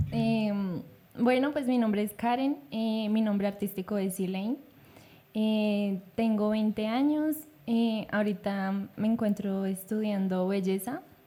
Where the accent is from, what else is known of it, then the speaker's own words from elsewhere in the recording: Bogotá, Bogotá Capital District, Colombia; pues crecimos en la localidad Rafael Uribe, en el barrio